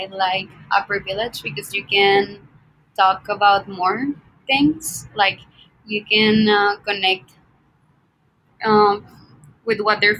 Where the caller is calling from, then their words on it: Monterrey, Nuevo León, Mexico; I'm in Monterrey. It's near Texas.